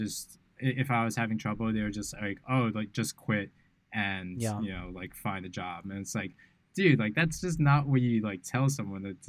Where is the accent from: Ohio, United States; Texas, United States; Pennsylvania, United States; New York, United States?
New York, United States; New York City; moved away as an adult; now in Bali, Indonesia; growing up in New York City is quite interesting.